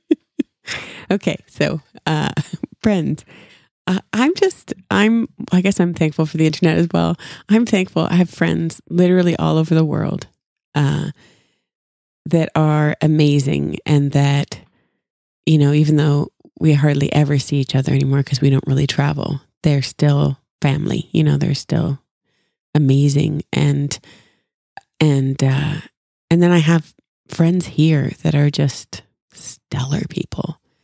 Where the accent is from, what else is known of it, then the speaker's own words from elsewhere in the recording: Canada; moved away as an adult; now in Franklin, United States; growing up, I was, and I, I still am, was so proud to be Canadian